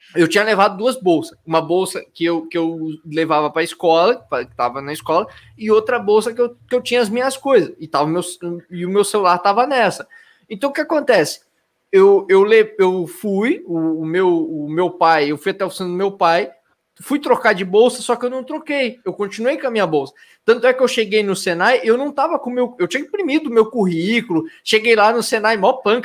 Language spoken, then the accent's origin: Portuguese; Blumenau, Santa Catarina, Brazil; sou de Blumenau também